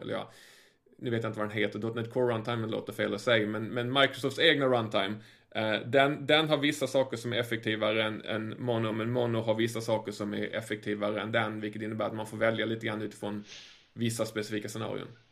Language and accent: Swedish; Sweden; som svensk